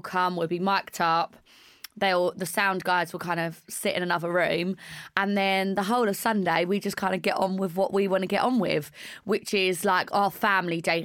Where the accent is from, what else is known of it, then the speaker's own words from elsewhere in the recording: East End / Essex, East of England, United Kingdom; also born or lived in East End, London; it's a very like Essex thing culture that our families are super close. Maybe because we are all from the East End